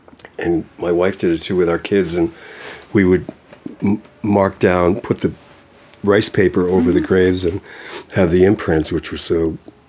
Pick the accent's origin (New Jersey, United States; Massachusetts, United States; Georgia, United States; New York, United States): Massachusetts, United States; Boston; From Boston.